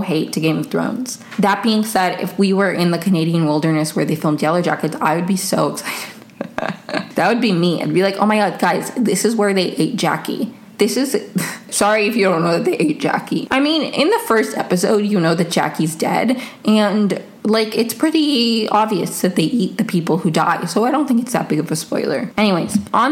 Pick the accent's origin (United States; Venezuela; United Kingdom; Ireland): Venezuela; I'm from Venezuela